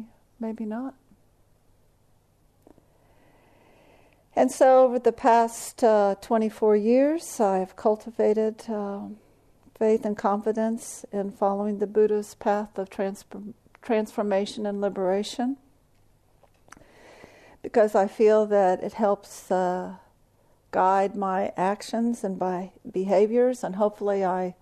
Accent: Texas, United States; I'm from Texas or the South

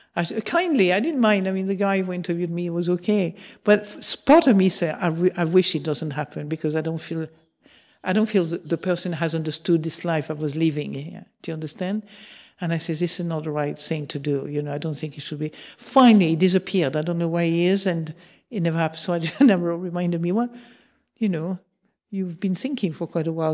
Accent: Marseille, Provence-Alpes-Côte d'Azur, France; moved away; also born or lived in England; I come from Marseille, where we were fa-, famous from exaggerating

